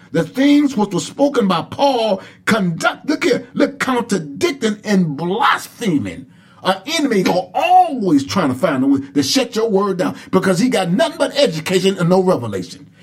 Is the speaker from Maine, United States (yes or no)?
no; Saginaw, Michigan, United States; when I was young and growing up in the Pentecostal church down in Saginaw, Michigan